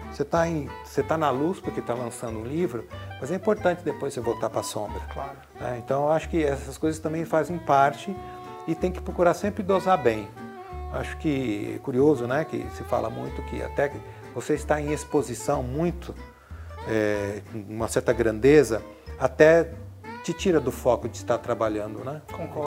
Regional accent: Cravinhos, São Paulo, Brazil; eu venho de uma cidade pequena do interior de São Paulo chamada Cravinhos

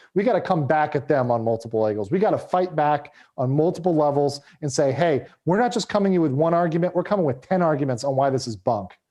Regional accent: United States; as an American living in the U S

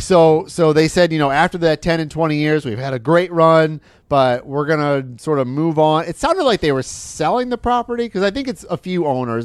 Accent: Michigan, United States; where I grew up in Michigan

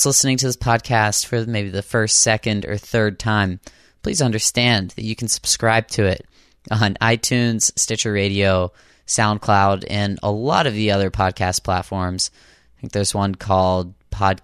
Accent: Boston, Massachusetts, United States; I'm from Boston. That's where I record this out of.

